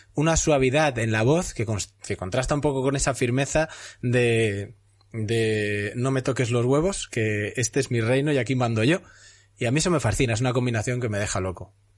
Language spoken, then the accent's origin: Spanish; Castellón de la Plana, Valencian Community, Spain; yo soy de Castellón